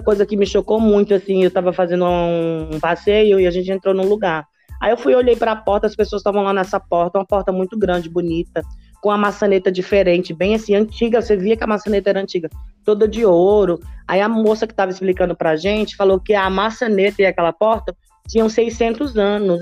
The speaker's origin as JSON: {"language": "Portuguese", "town": "Natal", "region": "Rio Grande do Norte", "country": "Brazil", "tie": "born or raised there", "moved": "as an adult", "lives_now": "Minas Gerais, Brazil", "said": "eu nasci em Natal, né? E na infância, quando eu tinha sete anos, eu vim para Minas"}